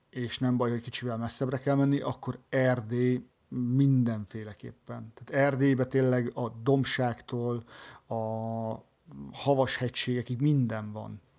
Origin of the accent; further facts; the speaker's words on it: Hungary; igen vacsoránál hallották, hogy magyarok vagyunk, elkezdtünk beszélgetni